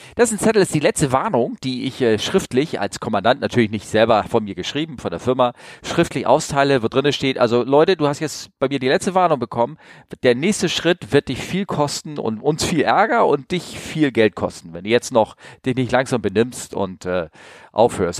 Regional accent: Northern Germany, Germany; ich bin aus Norddeutschland.

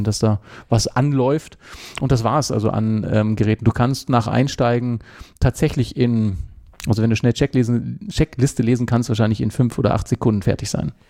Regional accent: Hanover, Lower Saxony, Germany; now in Switzerland; An meinem Dialekt hörst du ja auch, ich bin ja, ja auch nicht Urschweizer. Äh, ich bin ja gebürtig aus Hannover

